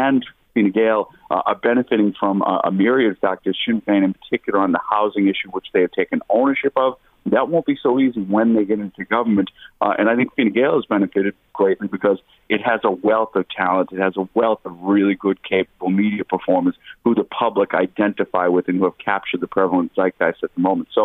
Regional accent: United States; now in Ireland; the politics I grew up with in the United States

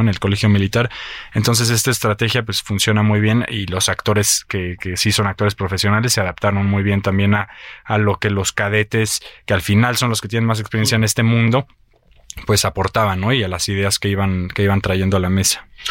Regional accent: Mexico; lo que yo vivo como mexicano

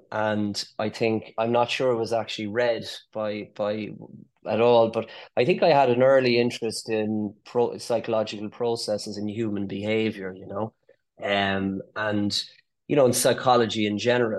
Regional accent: Cork, Munster, Ireland; accent: Cork; also born or lived in London; Grew up in Cork and headed off to London after medical

